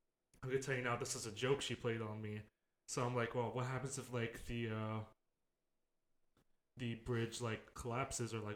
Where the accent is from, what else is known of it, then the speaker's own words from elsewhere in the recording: New Jersey, United States; now in Orlando, United States; I was born in New Jersey